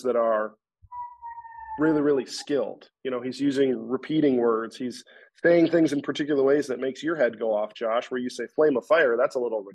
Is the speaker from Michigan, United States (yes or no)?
no; Rochester, Minnesota, United States; So I'm from Rochester, Minnesota. I was born and raised there